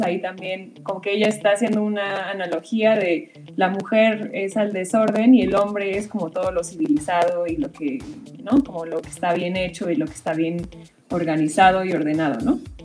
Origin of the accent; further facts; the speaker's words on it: Mexico; así somos los mexicanos o los latinos